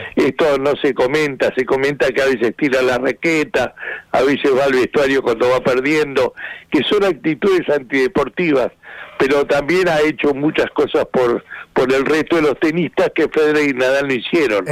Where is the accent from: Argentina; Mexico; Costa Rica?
Argentina; yo soy el único argentino que, que, que vivió todas las finales